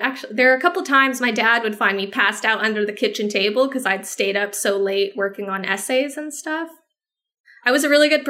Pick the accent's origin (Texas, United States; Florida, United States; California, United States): Texas, United States; San Antonio; born there; I have dual citizenship, because I was born in San Antonio.